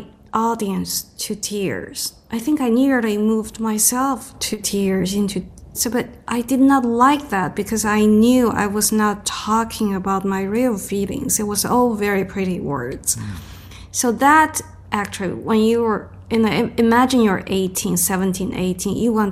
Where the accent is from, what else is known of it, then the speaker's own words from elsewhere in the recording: China; moved away; I grew up in China in the 1970s